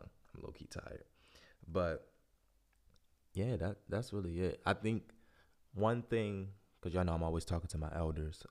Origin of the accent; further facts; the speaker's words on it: Baltimore, Maryland, United States; moved away as an adult; I was born and raised in Baltimore.